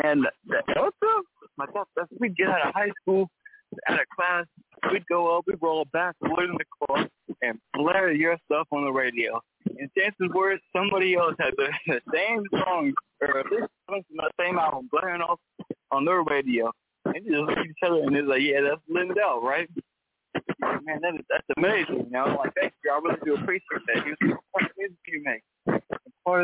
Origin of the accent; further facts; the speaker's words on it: St. Joseph, Missouri, United States; also born or lived in Kansas City, Missouri; I'm from St. Joseph, Missouri, and that's not too far from Kansas City